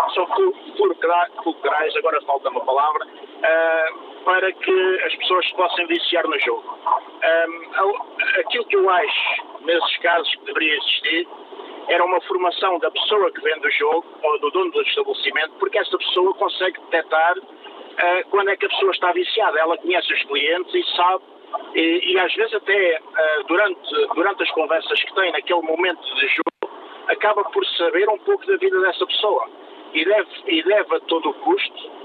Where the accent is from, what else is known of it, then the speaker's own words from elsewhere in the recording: Portugal; now in United Kingdom; há uns anos que eu vivi em Portugal